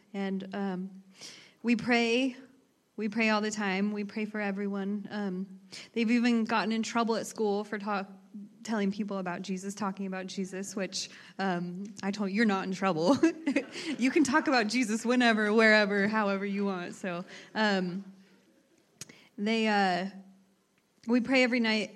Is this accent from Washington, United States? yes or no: no; Emmett, Idaho, United States; I grew up in Emmett, Idaho